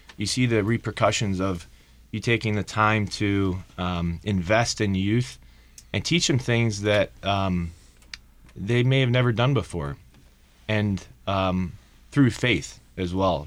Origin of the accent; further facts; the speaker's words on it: Painesville, Ohio, United States; my hometown is Painesville, Ohio